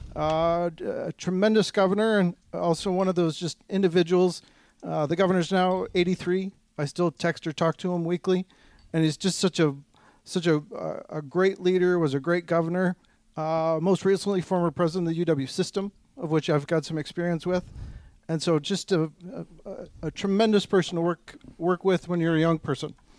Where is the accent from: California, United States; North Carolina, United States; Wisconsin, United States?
Wisconsin, United States; Cumberland; now in Eau Claire, United States; I'm originally a farm kid from Cumberland.